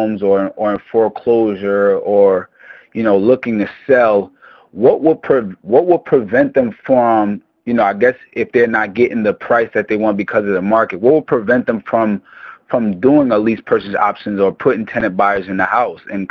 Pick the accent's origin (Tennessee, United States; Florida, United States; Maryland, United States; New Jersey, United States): New Jersey, United States; From New Jersey